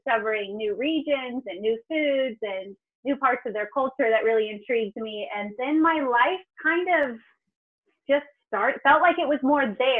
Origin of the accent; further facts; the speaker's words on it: Fallbrook, California, United States; moved away as an adult; now in Croatia; born and raised in Fallbrook, California. So it's in San Diego County